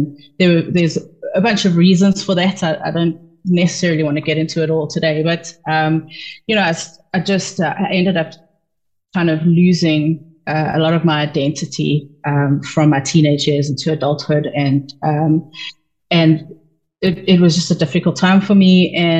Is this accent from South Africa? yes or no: yes; South Africa; moved away as an adult; now in United States; And we moved to the US from South Africa like 2015, I think, 2014.